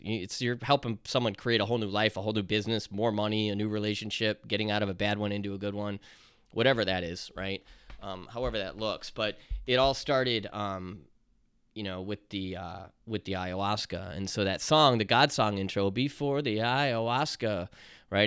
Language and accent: English; Chicago, Illinois, United States; accent: Chicago; my Chicago accent